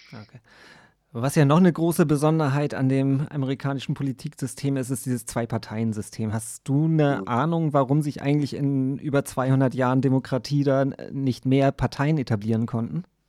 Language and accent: German; Germany; bei uns in Deutschland und in Europa